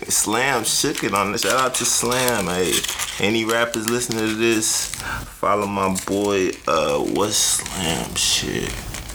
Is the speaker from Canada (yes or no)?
no; Nashville, Tennessee, United States; It doesn't, because I'm from Nashville.